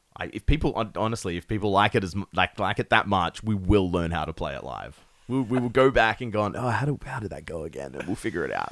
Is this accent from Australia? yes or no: yes; Perth, Western Australia, Australia; we're from Perth. We are from nowhere in Australia.